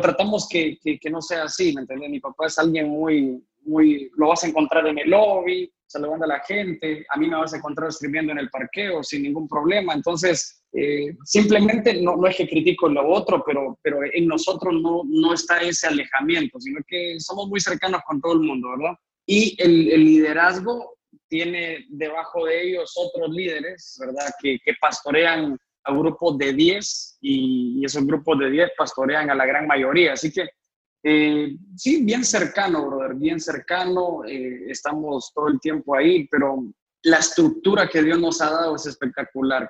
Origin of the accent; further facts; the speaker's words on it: Honduras; also born or lived in Guatemala; nací en Guatemala y vine a cumplir siete años aquí a, aquí a Honduras. Entonces, casi que toda mi vida aquí.